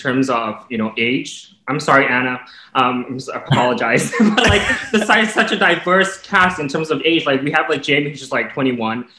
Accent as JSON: {"language": "English", "country": "Singapore", "said": "being the only Singaporean on the cast"}